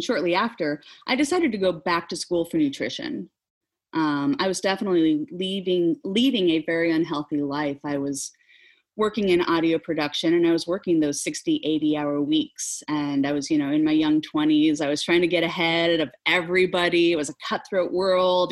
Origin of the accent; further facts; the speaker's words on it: Nebraska, United States; also born or lived in Seattle; now in Oklahoma, United States; I grew up in the Midwest, grew up in Nebraska, not too far north of, of Oklahoma here